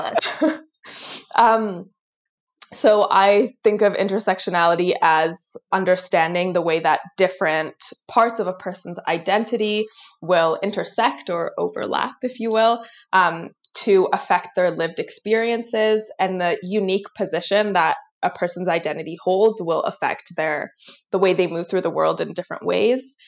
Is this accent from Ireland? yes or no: no; Vancouver, British Columbia, Canada; also born or lived in Tel Aviv, Israel / Kingston, Ontario; I was born in Israel, in Tel Aviv. And um, when I was like a little under two years old, my family moved to Vancouver. Um, and I have been here ever since